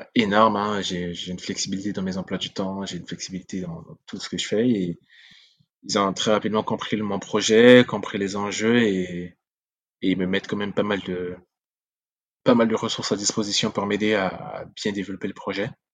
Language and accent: French; Central African Republic; first language Sango; French is a second language; now in France; ma langue natale, ma langue maternelle, le sango